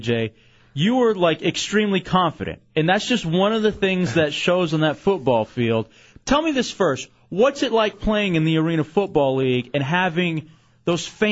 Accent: Dallas, Texas, United States; moved away; I was born and raised in Dallas, Texas

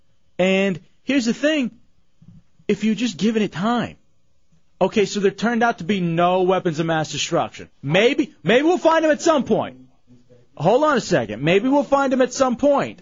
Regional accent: Texas, United States; moved away; I grew up with it in Texas

